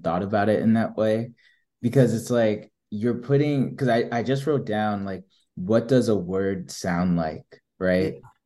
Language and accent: English; New Jersey, United States; moved away; I'm from Jersey